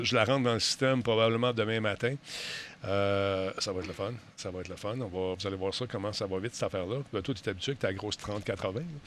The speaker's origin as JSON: {"language": "French", "region": "Quebec", "country": "Canada", "said": "en tant que Québécois"}